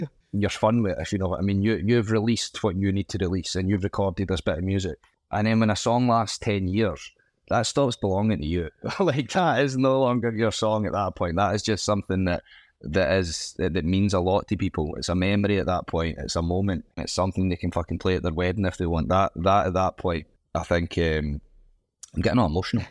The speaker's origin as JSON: {"language": "English", "region": "Scotland", "country": "United Kingdom", "said": "as Scottish people, we have such an affinity with Scousers"}